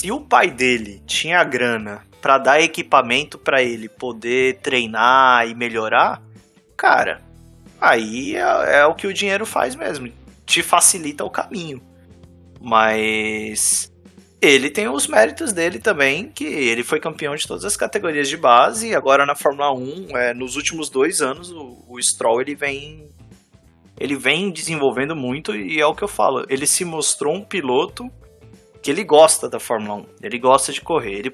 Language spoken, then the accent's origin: Portuguese; Ontario, Canada; Eu sou de Ontário, gente. É um otário em Ontário.